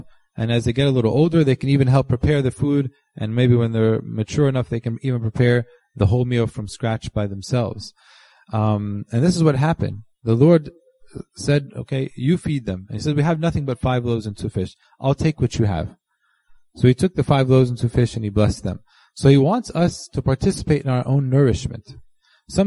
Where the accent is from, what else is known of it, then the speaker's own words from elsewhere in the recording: United States; we're all from America